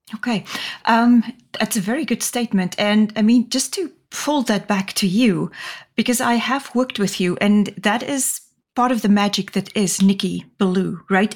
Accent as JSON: {"language": "English", "country": "Namibia", "tie": "born or raised there", "moved": "yes", "said": "I grew up in Namibia, the country just north of the Republic of South Africa"}